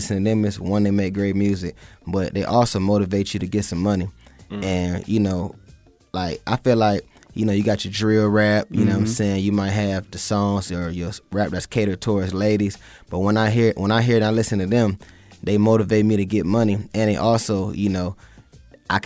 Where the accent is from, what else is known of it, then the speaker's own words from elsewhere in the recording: Toledo, Michigan, United States; now in Atlanta, United States; even though I'm from Michigan and from Toledo